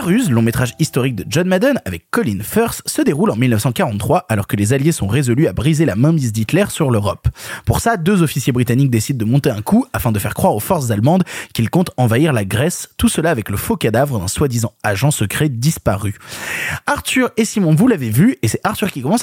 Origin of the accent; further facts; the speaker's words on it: France; en tant que Français